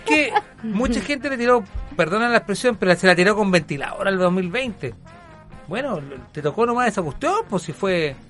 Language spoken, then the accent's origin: Spanish; Chile; en Chile lamentablemente no estamos tan rápido con las vacunas